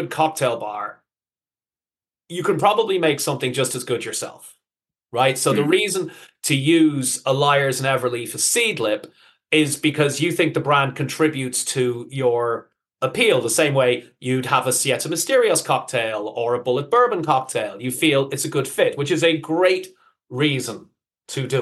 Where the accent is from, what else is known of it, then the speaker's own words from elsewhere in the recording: Ireland; moved away; also born or lived in United Kingdom / Netherlands; I'm obviously from Ireland, spent almost 20 years living in Holland.